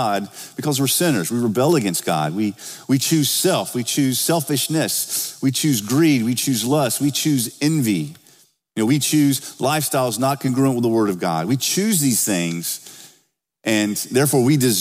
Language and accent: English; the South, United States; now in Oakville; I'm from the South